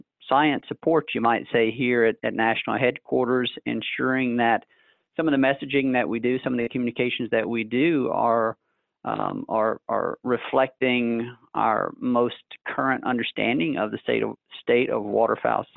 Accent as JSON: {"language": "English", "region": "North Mississippi", "country": "United States", "tie": "born or raised there", "also_born_or_lived": "Lafayette, Louisiana", "moved": "as an adult", "lives_now": "Memphis, United States", "said": "I grew up in North Mississippi"}